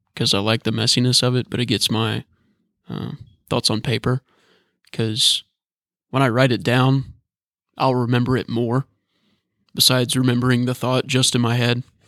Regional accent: Northern Kentucky, United States; I'm from Northern Kentucky, but it's really the southern part of Northern Kentucky.

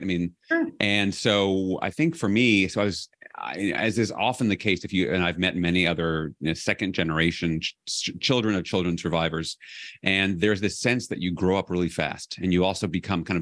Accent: New York City, New York, United States; I grew up in New York City

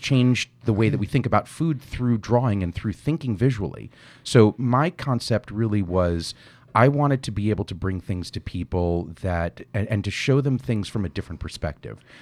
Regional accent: New York, United States; I grew up in New York

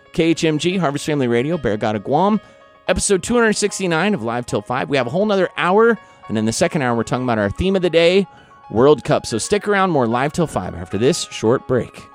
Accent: Independence, Missouri, United States; Good old President Harry S. Truman from my hometown

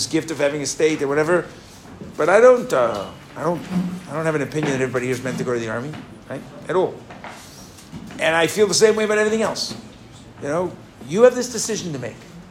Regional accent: New York, United States; moved away as an adult; also born or lived in Israel; where are you from? Right? And I said, you know, New York

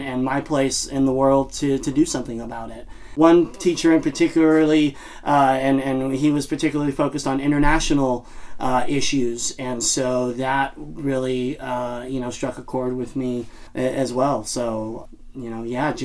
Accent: East Bay area, California, United States; I grew up in the East Bay area and was in a big family.

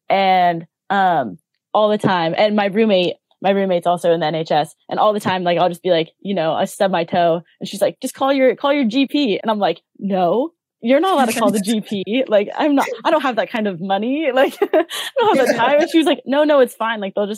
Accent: United States; moved away; I'm American.

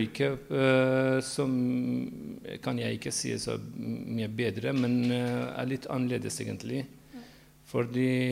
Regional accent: Iran; Norwegian is a second language; moved away as an adult; now in Norway; jeg flyttet fra Iran da var jeg 20 år gammel

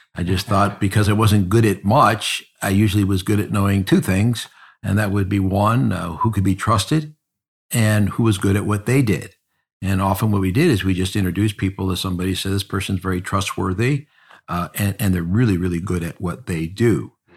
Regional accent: South Euclid, Ohio, United States; also born or lived in Collinwood, Cleveland; I was born in the inner city, uh, in a neighborhood called Collinwood. And I moved out as a little baby and moved to South Euclid. And then I grew up in South Euclid.

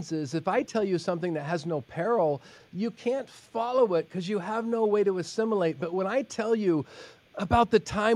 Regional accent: Oregon, United States; moved away as an adult; Growing up in Oregon

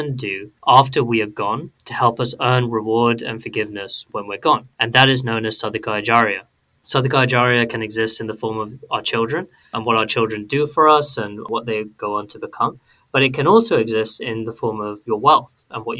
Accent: United Kingdom; a British Muslim growing up here in the UK

